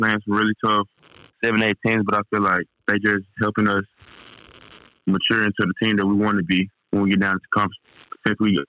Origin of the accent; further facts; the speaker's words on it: Forrest City, Arkansas, United States; It all was around my hometown, Forest City, and Arkansas.